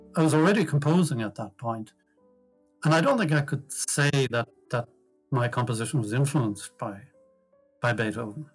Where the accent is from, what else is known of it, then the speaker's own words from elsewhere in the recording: Dublin, Leinster, Ireland; also born or lived in Achill Island; We moved to Dublin when I was 10 from Achill Island